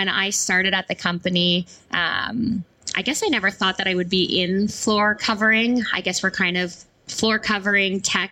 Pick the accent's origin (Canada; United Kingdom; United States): Canada; I'm Canadian